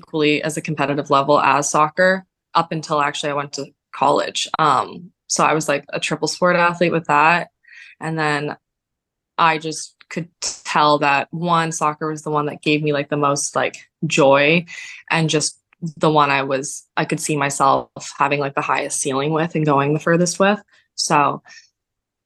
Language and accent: English; Barrie, Ontario, Canada; when I was playing for a club team in my hometown in Barrie